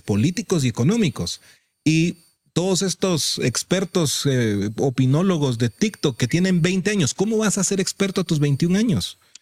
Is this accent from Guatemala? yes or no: yes; Guatemala; todos somos guatemaltecos